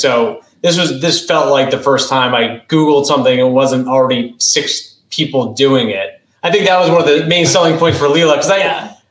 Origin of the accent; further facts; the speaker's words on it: New England, United States; I grew up in New England